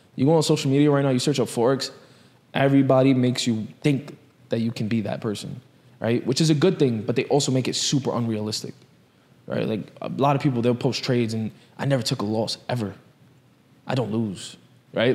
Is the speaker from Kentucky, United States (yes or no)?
no; New York, United States; I grew up in, in that city